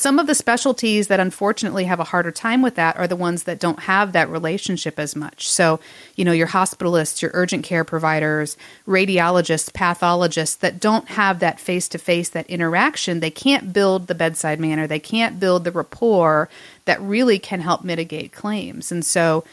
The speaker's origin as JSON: {"language": "English", "town": "Fort Wayne", "region": "Indiana", "country": "United States", "tie": "born or raised there", "said": "my hometown of Fort Wayne, Indiana"}